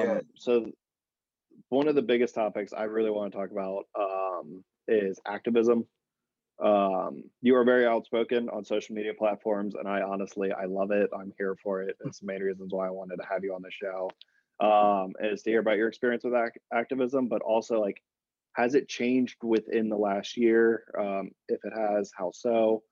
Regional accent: Richmond, Virginia, United States; now in Boston, United States; I'm new to the area. I just moved up in the end of November, but I come from Richmond, Virginia, where I didn't really know this existed.

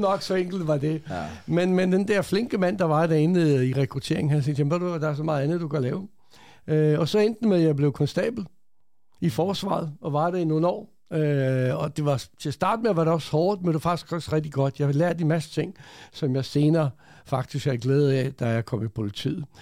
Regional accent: Denmark; also born or lived in Croatia; jeg er født i Kroatien for mange, mange år siden. Ja. Kom til Danmark som 9-årig, øh, og så opvokset i Danmark

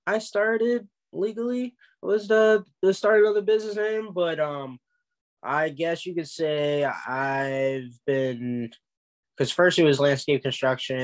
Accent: Maryland, United States; I'm from Maryland.

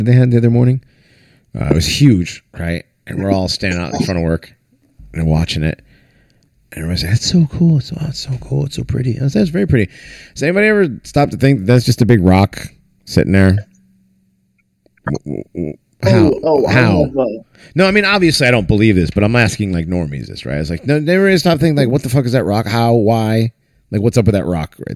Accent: Northeast, United States; also born or lived in Maine; I'm from the Northeast.

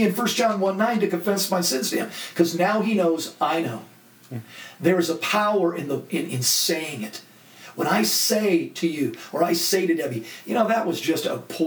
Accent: Laguna Beach, California, United States; I grew up in Laguna Beach, an art colony

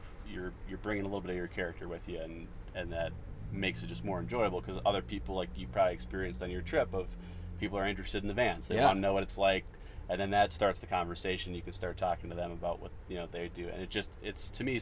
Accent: Minnesota, United States; moved away as an adult; also born or lived in Northeast US; I grew up in Minnesota.

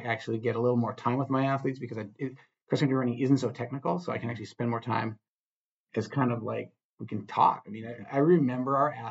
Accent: Iron Range, Minnesota, United States; I was from the Iron Range

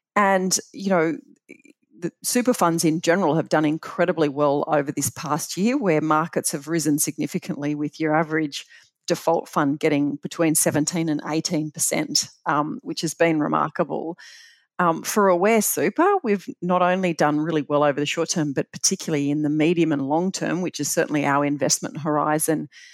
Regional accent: Bathurst, New South Wales, Australia; growing up in Bathurst was just uh, phenomenal

